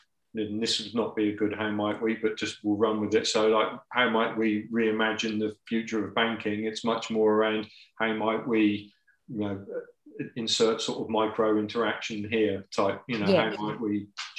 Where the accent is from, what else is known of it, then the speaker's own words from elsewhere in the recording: England, United Kingdom; I'm English.